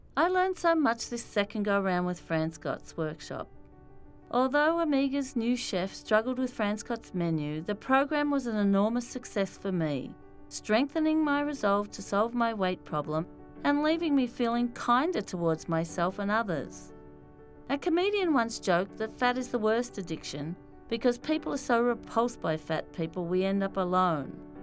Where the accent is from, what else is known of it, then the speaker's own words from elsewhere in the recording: Australia; now in New York, United States; I'm Australian